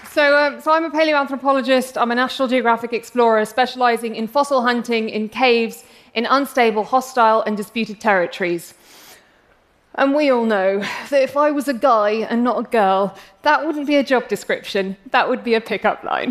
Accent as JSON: {"language": "English", "region": "England", "country": "United Kingdom", "accent": "English", "said": "I'm English, as you can probably tell from my accent, um, but I'm actually of Arab heritage."}